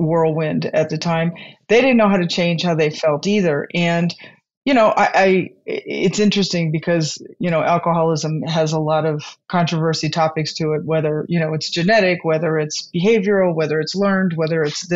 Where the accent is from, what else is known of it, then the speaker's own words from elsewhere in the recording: California, United States; I am born and raised in California